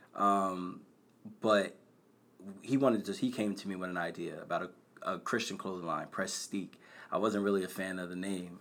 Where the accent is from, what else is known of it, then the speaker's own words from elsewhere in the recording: Bristol, Pennsylvania, United States; I'm from Bristol.